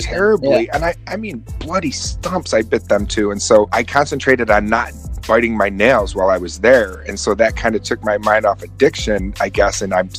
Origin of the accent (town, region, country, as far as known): Oswego, New York, United States; born or raised there